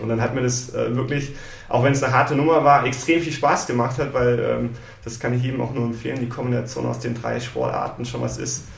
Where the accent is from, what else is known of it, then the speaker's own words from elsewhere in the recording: Munich, Bavaria, Germany; also born or lived in Wiesbaden, Hesse; Wir sind dann aber relativ früh dann schon nach Bayern gezogen, so dritte äh, Grundschulklasse und ähm, genau dann den Rest sozusagen in Bayern, München verbracht.